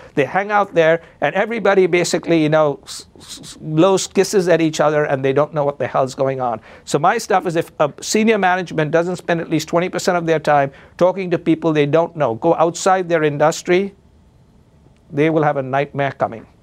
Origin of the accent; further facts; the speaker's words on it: India; now in Chicago, United States; I'm Indian